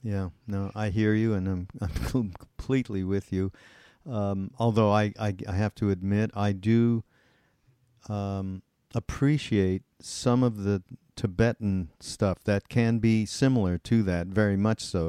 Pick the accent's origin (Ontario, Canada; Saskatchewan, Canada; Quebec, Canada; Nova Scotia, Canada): Quebec, Canada; Montreal; I'm from Montreal, and we actually grew up in the same area of Montreal called West Mount